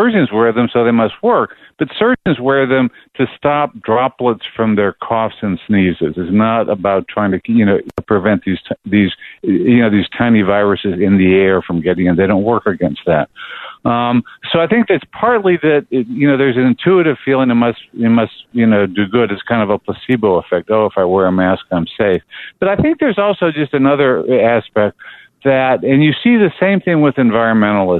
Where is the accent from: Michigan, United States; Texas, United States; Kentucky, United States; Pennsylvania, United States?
Pennsylvania, United States; Pittsburgh; I grew up in Highland Park